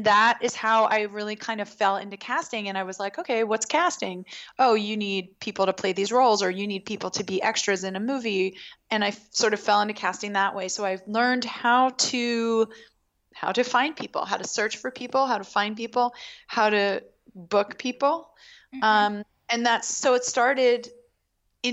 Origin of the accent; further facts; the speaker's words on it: Baltimore, Maryland, United States; I grew up in Baltimore